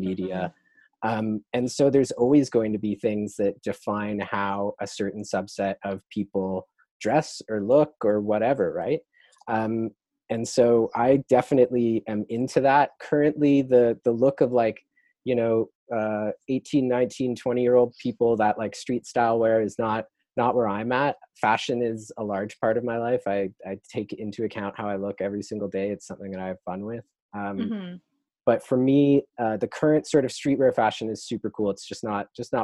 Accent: Toronto, Ontario, Canada; I am from Toronto, grew up in North York, like Sheppard and Don Mills area, right around Fairview Mall.

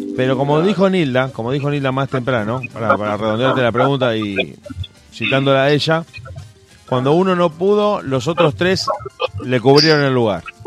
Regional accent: Argentina; como decimos acá en Argentina

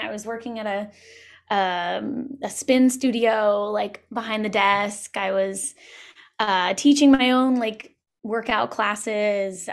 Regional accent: Long Island, Suffolk County, New York, United States; moved away as an adult; also born or lived in Brooklyn, New York; now in Los Angeles, United States; I grew up on Long Island, uh, in Suffolk County

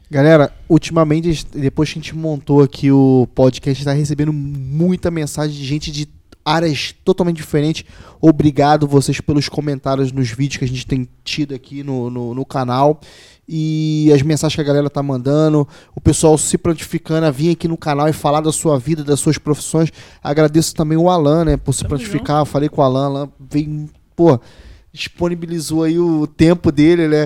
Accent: Rio de Janeiro, Brazil; now in Portugal; eu que vim do Rio de Janeiro

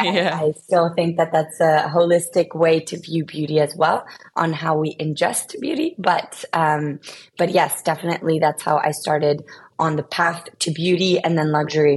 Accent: Spain; also born or lived in United States; I was born in the US. I am originally from Spain.

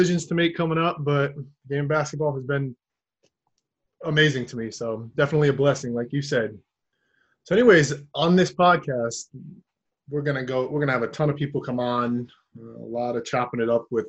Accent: Massachusetts, United States; I was born and raised in Massachusetts, title town, if you will. We win at a lot of stuff here in Boston

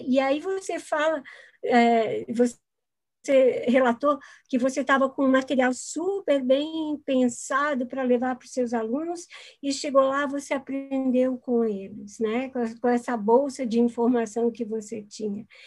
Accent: Florianópolis, Santa Catarina, Brazil; eu sou aqui de Florianópolis

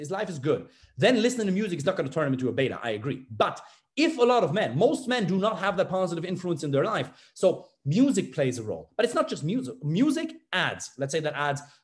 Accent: Germany; moved away; I'm from Germany.

